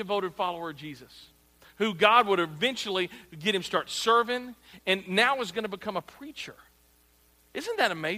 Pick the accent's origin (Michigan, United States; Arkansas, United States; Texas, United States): Arkansas, United States; I'm from Arkansas